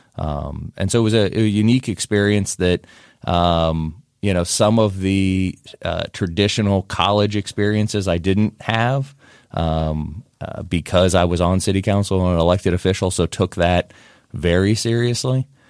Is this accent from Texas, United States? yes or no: no; Whitehall, Ohio, United States; moved away as an adult; now in Pickerington, United States; I'm from Whitehall originally. Uh, and so grew up in Whitehall